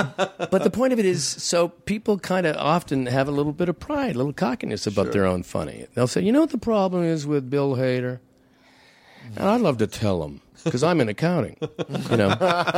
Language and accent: English; Hamilton, Ontario, Canada; there was a guy I knew on this when I grew up in Hamilton.